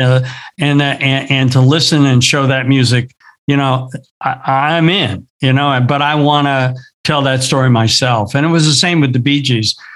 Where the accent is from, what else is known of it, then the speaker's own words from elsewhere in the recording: Southern California, United States; I grew up here in Southern California. I grew up in the surf scene.